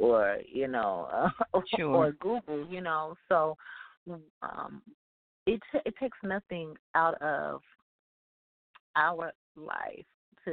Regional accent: Houston, Texas, United States; moved away as an adult; also born or lived in Milwaukee, Wisconsin; now in Houston, United States; I'm originally from Houston, Texas. So I grew up here

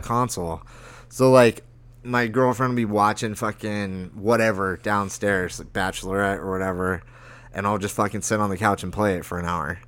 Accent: Lake Havasu City, Arizona, United States; Havasu in my hometown

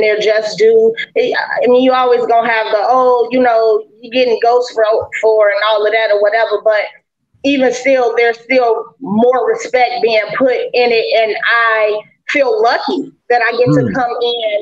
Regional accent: Chicago, Illinois, United States; now in Cincinnati, United States; I'm originally from Chicago, Illinois, but I'm battle rapping out of Cincinnati, Ohio

